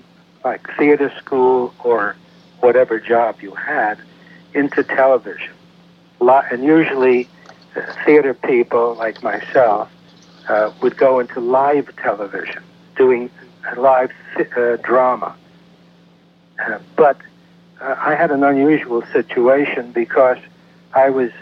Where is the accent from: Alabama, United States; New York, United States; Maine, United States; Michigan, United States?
New York, United States; New York City; moved away as an adult; also born or lived in Peekskill, New York / Providence, Rhode Island / New Haven, Connecticut; I grew up mostly in New York City.